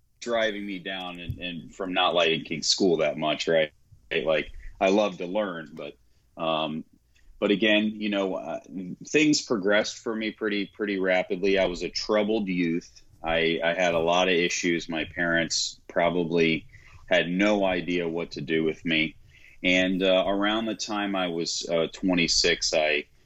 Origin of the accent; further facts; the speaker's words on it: Clearwater, Florida, United States; also born or lived in Tampa, Florida; We stay over in Tampa, Florida. I was born and raised in Clearwater, you know, the hard streets of Clearwater, Florida